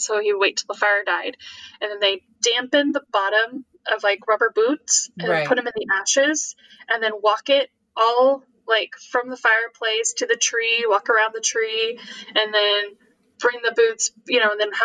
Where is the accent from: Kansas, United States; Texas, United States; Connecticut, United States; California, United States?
California, United States; we grew up in California in a very temperate climate